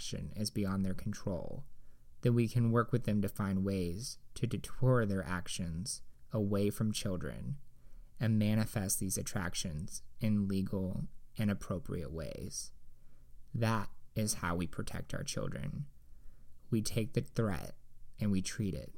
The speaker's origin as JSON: {"language": "English", "region": "Indiana", "country": "United States", "tie": "born or raised there"}